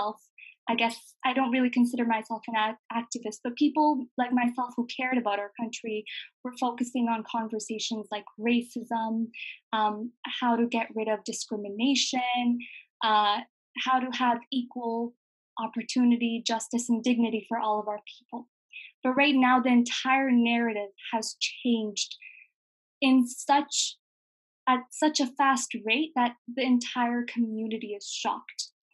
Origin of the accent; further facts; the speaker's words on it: Afghanistan; now in Canada; I live in Canada, but I'm originally from Afghanistan. And I identify as a Hazara from Afghanistan.